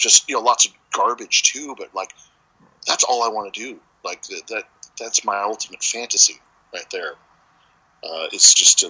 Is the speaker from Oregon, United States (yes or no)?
yes; Portland, Oregon, United States; I was born and raised in Portland, but I lived other places